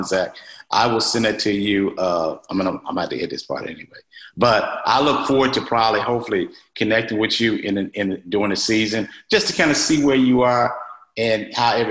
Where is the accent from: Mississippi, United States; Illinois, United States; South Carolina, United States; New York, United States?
Mississippi, United States; I'm from Mississippi.